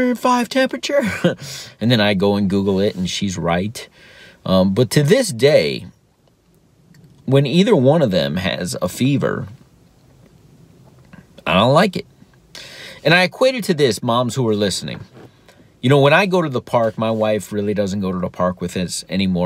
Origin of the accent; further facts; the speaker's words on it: South Florida, United States; I grew up in South Florida, so there's hurricanes.